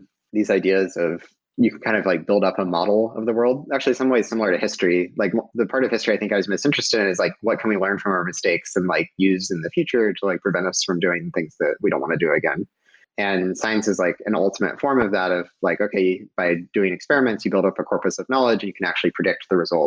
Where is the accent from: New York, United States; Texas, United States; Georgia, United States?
Georgia, United States; moved away as an adult; also born or lived in Stanford / Bay Area; I grew up in Georgia and knew nothing about startups